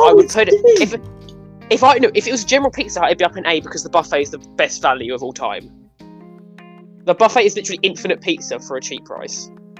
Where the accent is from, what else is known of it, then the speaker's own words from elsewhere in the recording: United Kingdom; we're British